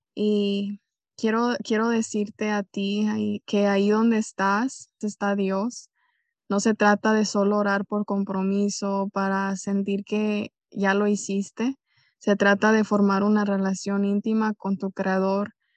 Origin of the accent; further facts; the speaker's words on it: Jalisco, Mexico; soy originaria de Jalisco, México